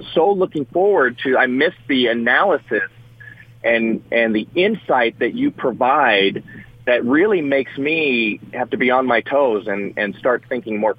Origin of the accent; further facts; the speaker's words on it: United States; I'm unabashedly American